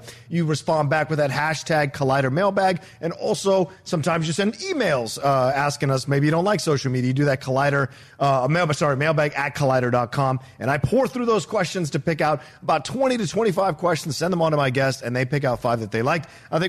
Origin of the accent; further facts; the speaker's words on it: Virginia, United States; growing up in Virginia.